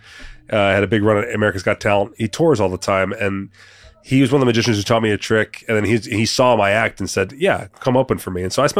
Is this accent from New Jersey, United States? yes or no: yes; New Jersey, United States; moved away as an adult; now in Las Vegas, United States; Originally from Jersey, but I've been out in Vegas since 2008.